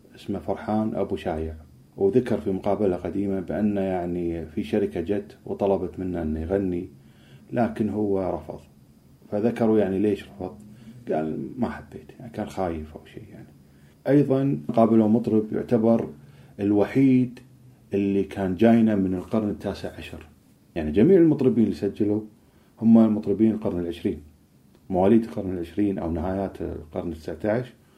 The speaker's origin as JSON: {"language": "Arabic", "country": "Kuwait", "said": "إحنا عندنا في الكويت"}